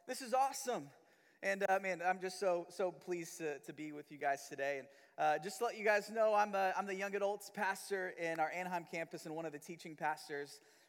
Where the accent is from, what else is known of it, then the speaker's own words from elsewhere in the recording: Manila, Metro Manila, Philippines; moved away; also born or lived in Missouri; and me and my family have lived in Missouri the last 15 years, but I'm not originally from Missouri. I was actually born and raised in Manila, Philippines.